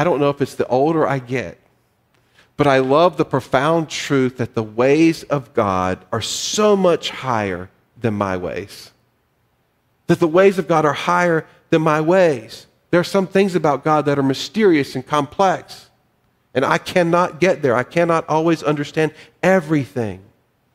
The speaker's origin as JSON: {"language": "English", "region": "North Carolina", "country": "United States", "said": "I'm from North Carolina"}